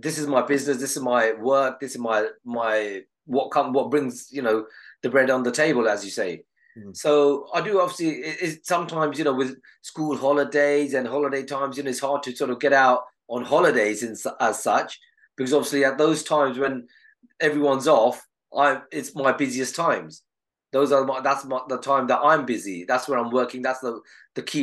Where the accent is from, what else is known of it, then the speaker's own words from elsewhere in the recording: Southall, London, United Kingdom; I was from Southall at that time.